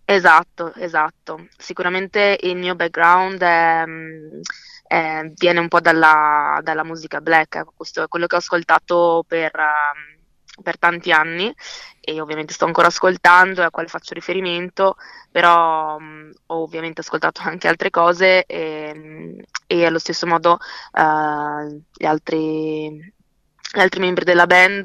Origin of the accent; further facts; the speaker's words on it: Verona, Veneto, Italy; io sono nata e cresciuta a Verona